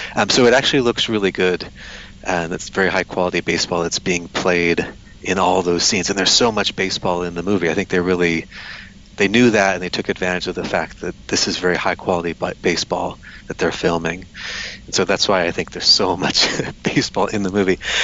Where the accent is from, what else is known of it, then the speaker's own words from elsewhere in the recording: United States; moved away as an adult; now in Taiwan; I'm from America